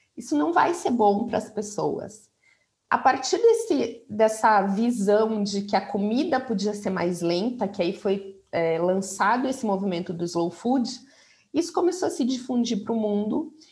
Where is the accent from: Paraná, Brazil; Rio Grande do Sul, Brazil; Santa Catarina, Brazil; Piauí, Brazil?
Paraná, Brazil; Curitiba; moved away as an adult; also born or lived in São Paulo; voltei para Curitiba, eu sou de Curitiba, nessa época eu estava em São Paulo